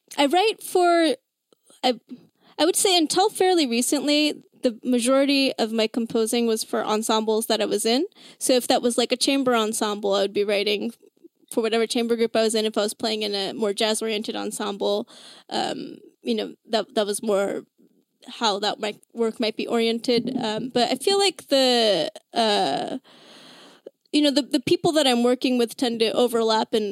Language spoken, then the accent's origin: English; Bay Area, California, United States; I grew up in the Bay Area